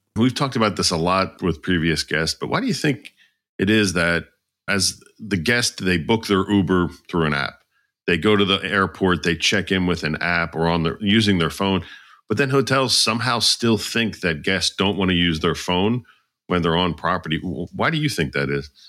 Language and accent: English; outside of Philadelphia, Pennsylvania, United States; I grew up outside of Philly